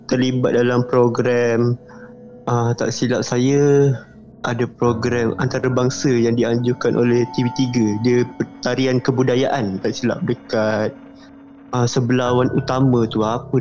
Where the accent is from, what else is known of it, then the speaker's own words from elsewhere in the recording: Selangor, Malaysia; saya daripada Selangor, umur saya 22.